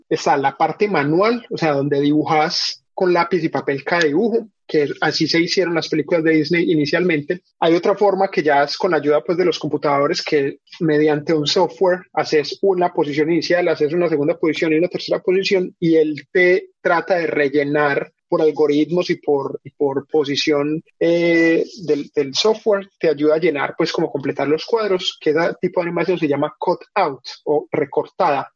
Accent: Colombia; moved away as an adult; now in United Kingdom; yo nací, crecí en Colombia y lastimosamente, digo lastimosamente, me tocó venirme al Reino Unido

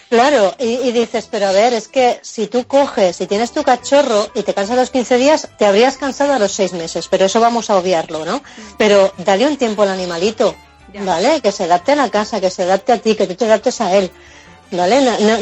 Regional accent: Mallorca, Balearic Islands, Spain; yo soy de Mallorca

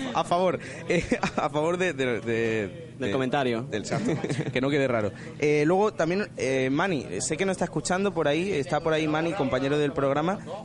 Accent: Benalmádena, Andalusia, Spain; soy de Benalmádena

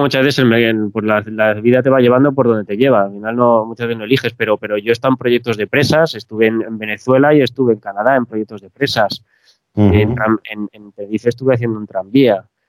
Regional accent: Spain; Los españoles somos muy directos hablando

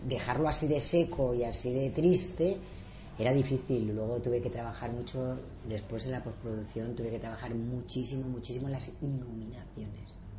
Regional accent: Spain; como española

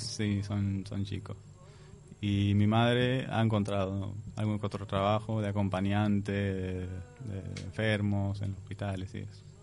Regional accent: Palestine; moved away as an adult; also born or lived in Jordan; now in Uruguay; yo nací en Jordania, ellos volvieron a Jordania, nací, y después nos mudamos a Palestina.

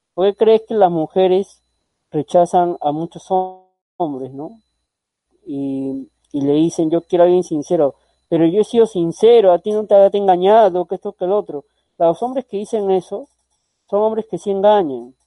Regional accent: Peru; yo soy peruano

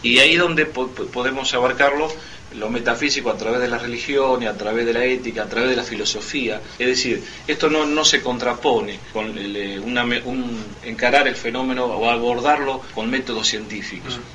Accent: Rosario, Santa Fe, Argentina; yo vengo de la ciudad, provengo de la ciudad de Rosario.

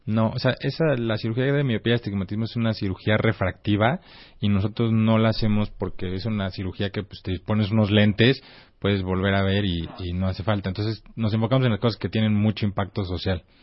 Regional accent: Mexico; soy más mexicano que el chile

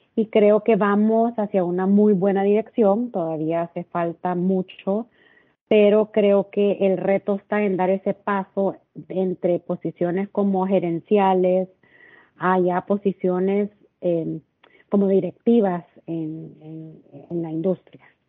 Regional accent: El Salvador; moved away as an adult; now in Cabo San Lucas, Mexico; soy originaria de El Salvador y tengo casi tres años de estar viviendo en Cabo San Lucas

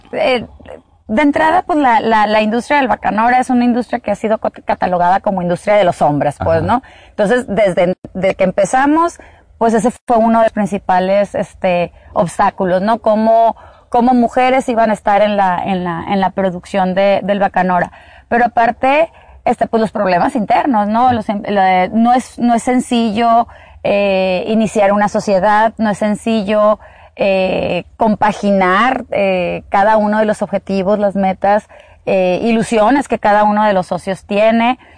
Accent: Sonora, Mexico; also born or lived in Mexico City; eh, nací en la Ciudad de México, no soy sonorense este, de nacimiento, pero pues ya lo traigo en la sangre, tengo viviendo aquí pues casi toda mi vida

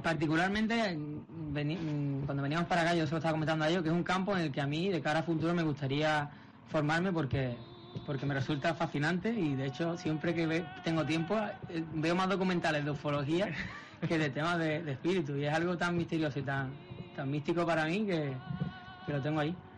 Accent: Málaga, Andalusia, Spain; nosotros somos amigos desde la infancia prácticamente, los cuatro de Málaga

